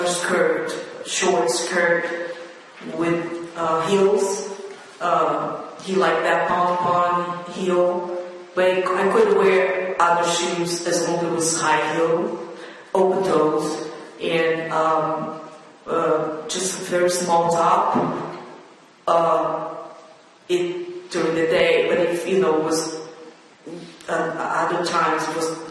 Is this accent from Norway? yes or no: no; Rio de Janeiro, Brazil; now in New York, United States; I came from Rio de Janeiro, which is like New York.